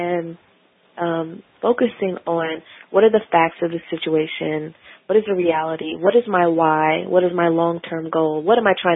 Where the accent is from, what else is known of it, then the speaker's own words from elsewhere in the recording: Milwaukee, Wisconsin, United States; moved away as an adult; also born or lived in St. Louis, Missouri / Portland, Oregon; now in Washington, D.C., United States; I grew up in Milwaukee, Wisconsin, and went to school in St. Louis and then moved out to D.C.